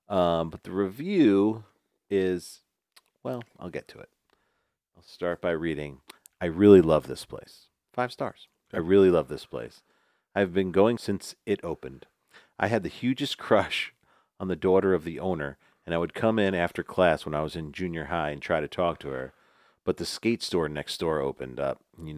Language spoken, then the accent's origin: English; Northeast, United States; I'm from the Northeast.